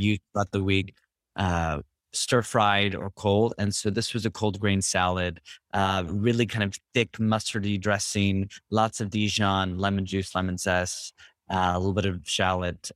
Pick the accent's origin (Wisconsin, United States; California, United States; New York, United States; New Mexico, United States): California, United States; Berkeley; moved away as an adult; also born or lived in Richmond, California; I'm from Northern California, uh, Bay Area. Grew up in Berkeley, Richmond, um, for my whole childhood up until I was 18